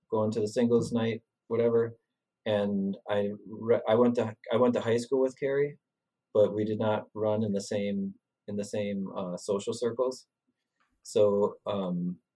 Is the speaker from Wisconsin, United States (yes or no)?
yes; Sun Prairie, Wisconsin, United States; I'm from Sun Prairie, which is a half hour away, and I was really surprised to see somebody that I recognized from Sun Prairie.